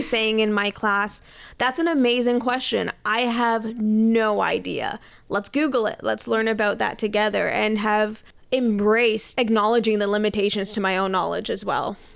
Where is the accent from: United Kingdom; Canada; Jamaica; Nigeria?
Canada; I am a very proud Canadian.